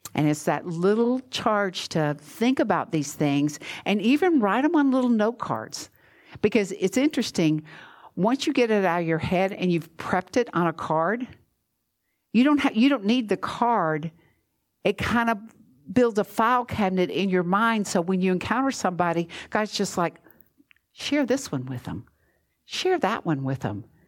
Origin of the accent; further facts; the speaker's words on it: Georgia, United States; now in Florida, United States; I'm from Georgia, which you know that when it snows, we close